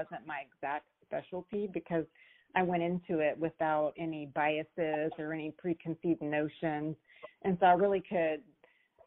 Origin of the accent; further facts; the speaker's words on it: Houston, Texas, United States; I'm born and raised in Houston, so I've been around the city for a while.